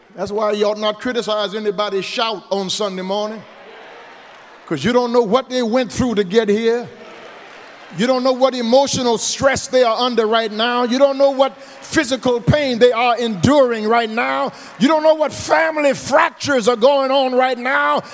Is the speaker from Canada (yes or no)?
no; Eunice, Louisiana, United States; now in Houston, United States; my little church where I was raised down in Eunice, the True Light Baptist Church